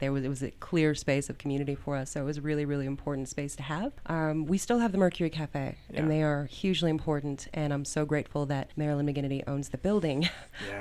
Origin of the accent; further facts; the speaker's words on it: Denver, Colorado, United States; I am born and raised in Denver, Colorado. I was raised in Park Hill. I have lived here my entire life